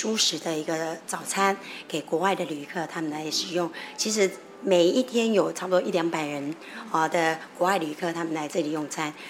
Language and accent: Chinese; Taiwan; 我们也做了一些台湾的一些食材放进去哦，然后一些 flavor 很适合我们台湾人